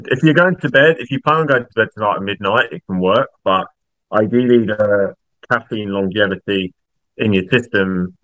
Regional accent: East of England, United Kingdom; I'm from the UK, more specifically England. I live about 30 minutes north of London in a town called Bedfordshire.

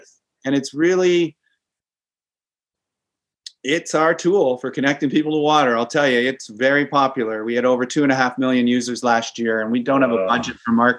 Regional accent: Great Lakes, Canada; Maybe because I grew up in the Great Lakes, I love the ocean.

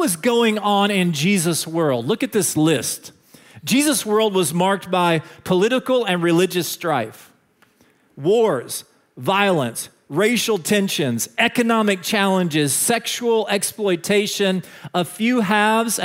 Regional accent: Dallas, Texas, United States; this is from my hometown. There's no way you know the name of this bridge. It's the Margaret Hunt Hill Bridge. They just built it a few years ago in Dallas

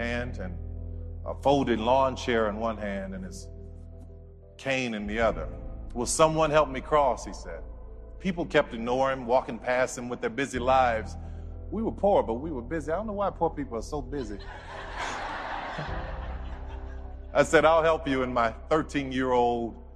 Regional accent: New Orleans, Louisiana, United States; I grew up in New Orleans

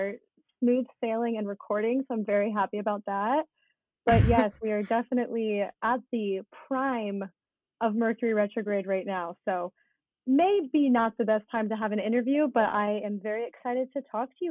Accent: Cincinnati, Ohio, United States; moved away as an adult; now in Los Angeles, United States; I grew up in Ohio, in Cincinnati, Ohio

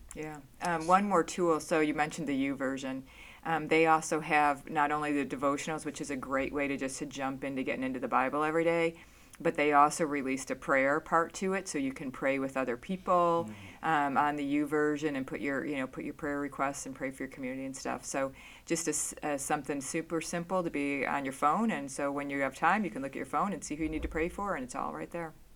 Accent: outside of Chicago, Illinois, United States; moved away; I grew up outside of Chicago. I lived down in Chicago in the city

